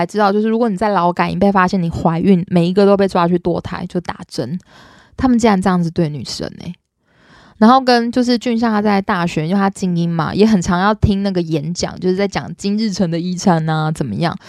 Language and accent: Chinese; Taiwan; born there; 很多时候啊，我们生在台湾会觉得理所当然